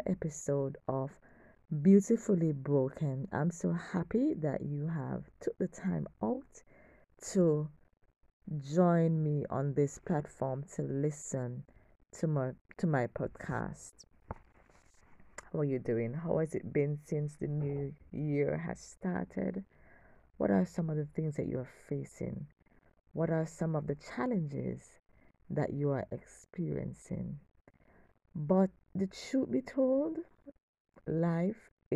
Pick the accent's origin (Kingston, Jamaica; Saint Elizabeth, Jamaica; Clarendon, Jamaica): Kingston, Jamaica; I'm from Kingston, Jamaica